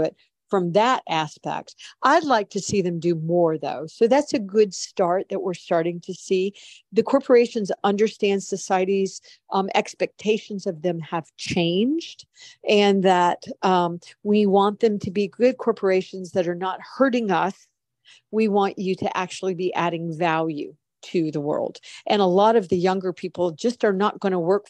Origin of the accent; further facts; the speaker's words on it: United States; I'm an American. I even though I'm very well traveled, I have always lived in the United States